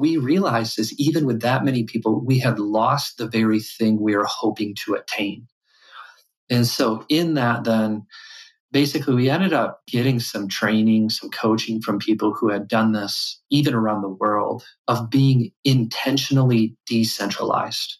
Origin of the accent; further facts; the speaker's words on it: West Michigan, United States; I grew up here in West Michigan.